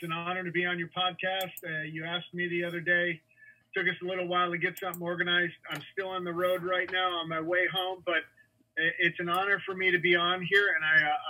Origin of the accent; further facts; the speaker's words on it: Illinois, United States; now in Arizona, United States; My dad, our family has been in construction. We're from Illinois. We've been in construction our whole lives. My dad was a builder back there. He got tired of the winters and decided to move to Arizona.